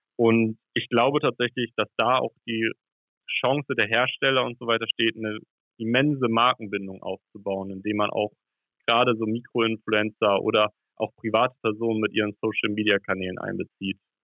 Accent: Hamburg, Germany; ich komme ja aus Hamburg

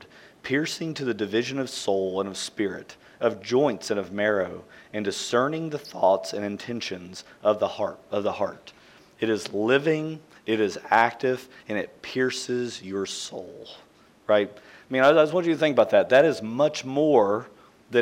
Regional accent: central Kentucky, United States; I grew up in Kentucky, in central Kentucky

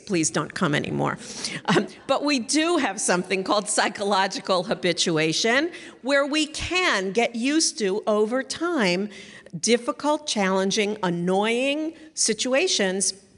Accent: Northeast, United States; I come from the Northeast

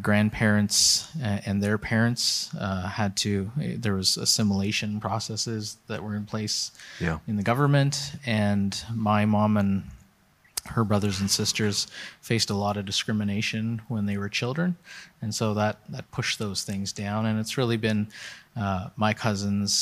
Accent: Winnipeg, Manitoba, Canada; also born or lived in Edmonton; I grew up in Winnipeg, Manitoba, which if you can imagine North America, it's like dead center

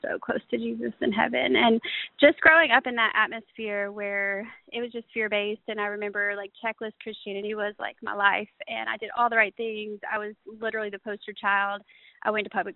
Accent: Chattanooga, Tennessee, United States; moved away as an adult; also born or lived in Amazon, Brazil; I was born and raised in Chattanooga

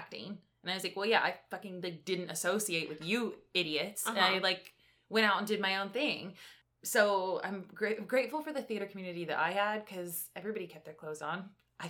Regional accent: New Jersey, United States; my hometown

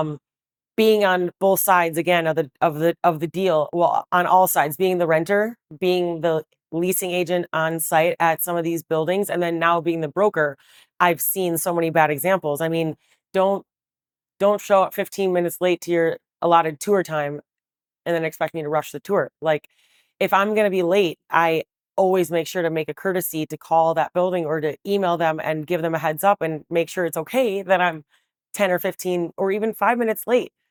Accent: Milwaukee, Wisconsin, United States; moved away as an adult; also born or lived in Waukesha, Wisconsin; now in Chicago, United States; I was born in the city of Milwaukee on the South Side. I you know, went to elementary school there and then eventually went to high school in Waukesha

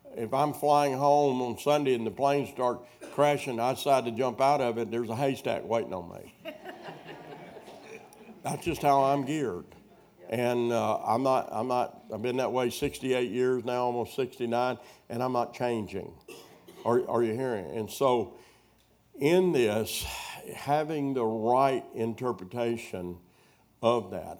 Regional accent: Wheatley, Arkansas, United States; moved away; my hometown, Wheatley, Arkansas.

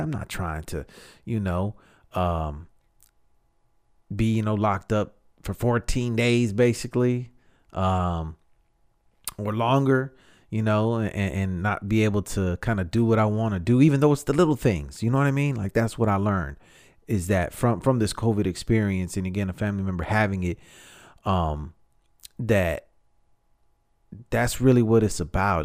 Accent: Texas, United States; I'm, I'm from Texas.

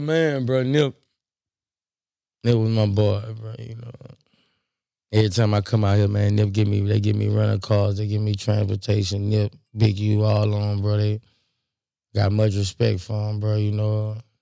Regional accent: Baton Rouge, Louisiana, United States; I'm from Baton Rouge

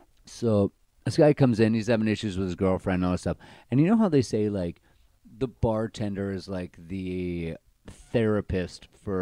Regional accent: Baltimore, Maryland, United States; One's from New York. One's from Jersey. I'm from Baltimore.

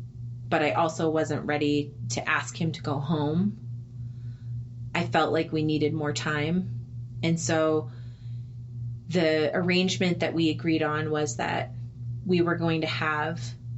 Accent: United States; I'm an American.

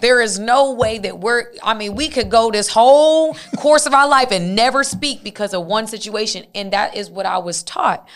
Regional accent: Decatur, Georgia, United States; I'm from, like, at that time, I'm from Decatur, Georgia

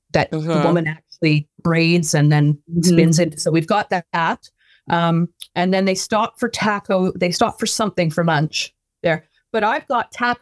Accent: Vancouver, British Columbia, Canada; now in New Brunswick, Canada; when I was growing up in Vancouver

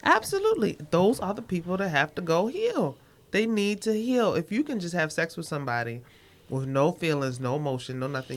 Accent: Baltimore, Maryland, United States; I'm from Baltimore

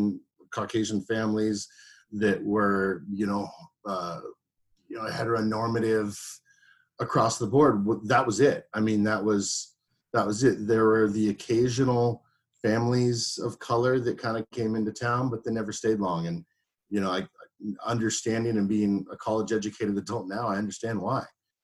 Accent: Colombia; Man, I am from Colombia, like literally

